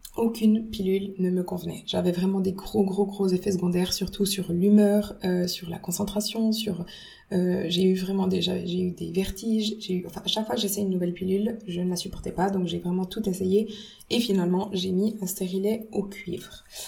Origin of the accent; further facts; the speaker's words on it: Switzerland; quand je suis revenue en Suisse, bah, j'ai retrouvé tous les bons aliments suisses, euh, donc euh, les, fruits, le pain suisse, tout. Enfin voilà, la, la, la, cuisine de ma mère aussi